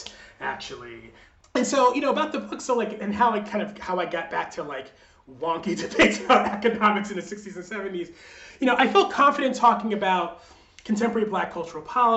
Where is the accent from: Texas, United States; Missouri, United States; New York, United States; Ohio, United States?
New York, United States; I grew up in New York in the 80s and 90s.